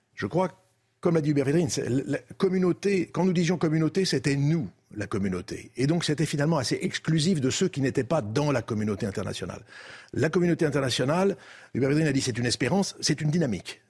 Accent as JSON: {"language": "French", "country": "France", "said": "nous sommes des Français, nous sommes des Français en Europe"}